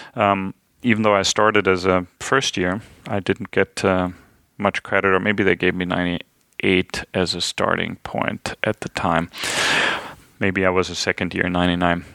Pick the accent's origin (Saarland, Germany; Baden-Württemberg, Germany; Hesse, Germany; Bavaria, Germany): Hesse, Germany; I'm from the German state of Hessen